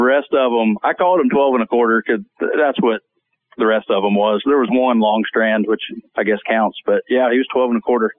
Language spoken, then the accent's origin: English; South Georgia, United States; I grew up in South Georgia, so uh, I've been hunting turkey since I was probably nine or ten years old.